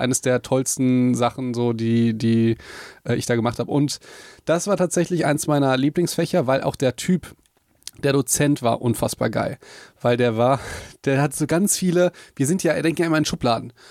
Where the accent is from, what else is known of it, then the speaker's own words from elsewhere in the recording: Hagen, North Rhine-Westphalia, Germany; also born or lived in Mannheim; ich bin sehr verbunden halt mit Hagen, mit meiner Heimatstadt